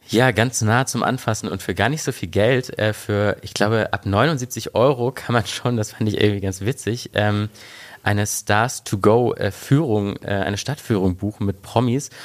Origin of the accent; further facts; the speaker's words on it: East Germany, Germany; now in Berlin, Germany; ich komme ja äh, ursprünglich aus Ostdeutschland